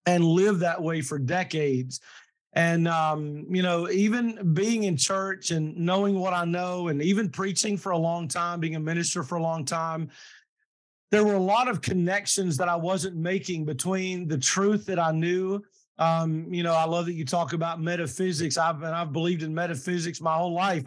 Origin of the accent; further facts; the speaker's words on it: Kentucky, United States; I'm from Kentucky and mm. um, I was raised very traditionally.